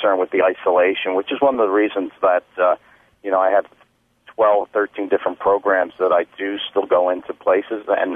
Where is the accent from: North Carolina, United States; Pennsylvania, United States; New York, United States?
Pennsylvania, United States; Philadelphia; moved away; I'm originally from Philadelphia, and that's where I was doing the performances